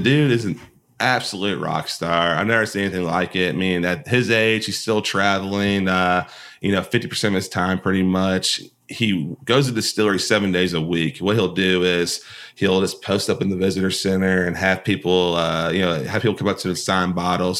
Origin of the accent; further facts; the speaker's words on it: Kentucky, United States; growing up in Kentucky, obviously you hear about Bonnaroo a lot